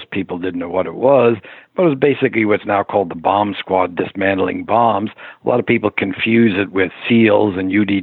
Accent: New York City, New York, United States; I grew up in the Bronx in the 1950s and early 60s

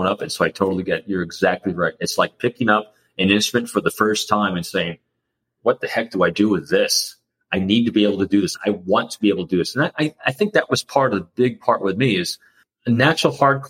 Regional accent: New York, United States; I'm an extrovert from New York

